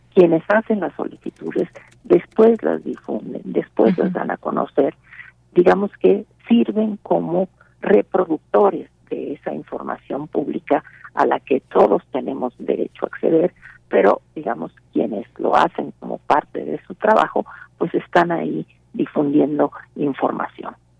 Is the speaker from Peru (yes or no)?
no; Mexico; aquellos que somos mexicanos